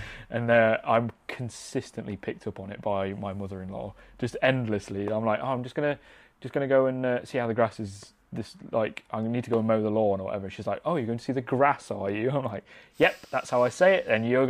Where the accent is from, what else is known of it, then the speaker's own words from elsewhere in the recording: Mansfield, East Midlands, United Kingdom; moved away; I'm from Mansfield originally, which has its own like localised dialect as well.